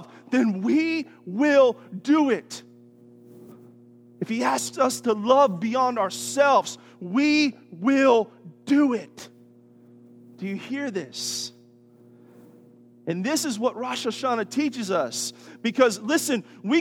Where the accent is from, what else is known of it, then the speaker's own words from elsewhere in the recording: United States; As American Christians